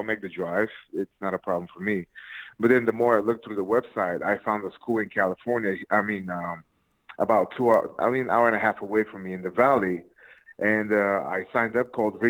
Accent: Plovdiv, Plovdiv Province, Bulgaria; now in United States; Born and raised in Plovdiv, Bulgaria

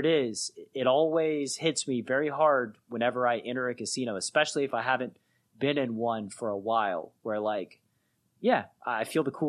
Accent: Chattanooga, Tennessee, United States; I'm from Chattanooga, Tennessee

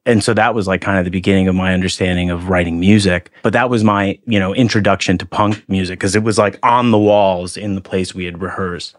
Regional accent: Haverstraw, New York, United States; in the eighties, I lived in a s, town called Havistraw that was just north of Nyack

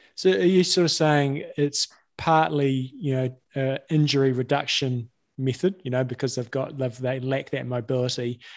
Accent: New Zealand

